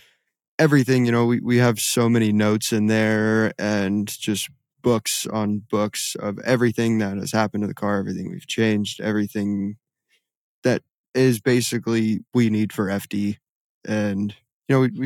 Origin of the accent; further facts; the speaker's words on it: West Coast, United States; I grew up driving everywhere on the West Coast where you don't have to worry about low bridges